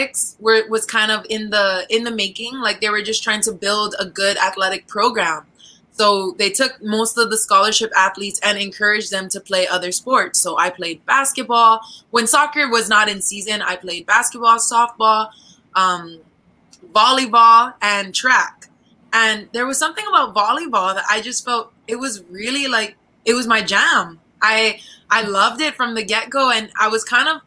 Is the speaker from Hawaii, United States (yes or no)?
yes; Oahu, Hawaii, United States; moved away as an adult; now in Philippines; I'm from the island of Oahu in the islands of Hawaii.